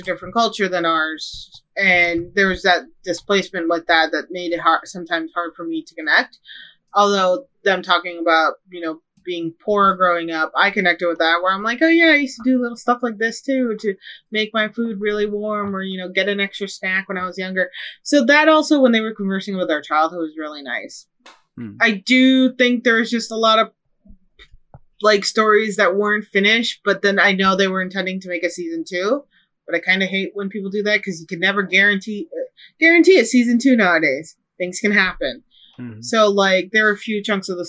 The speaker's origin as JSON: {"language": "English", "town": "Chicago", "region": "Illinois", "country": "United States", "accent": "Chicago", "moved": "yes", "said": "my Chicago accent"}